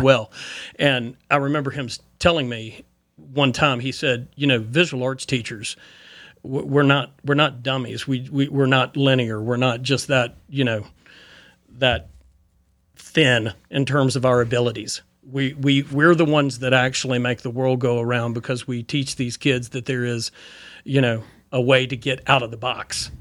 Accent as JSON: {"language": "English", "town": "Boone", "region": "North Carolina", "country": "United States", "tie": "born or raised there", "said": "from Boone, growing up in Boone"}